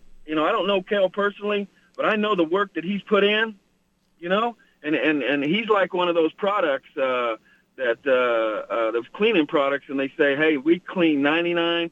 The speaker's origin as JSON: {"language": "English", "region": "Oklahoma", "country": "United States", "tie": "born or raised there", "moved": "yes", "lives_now": "California, United States", "said": "I was born and raised there in Oklahoma"}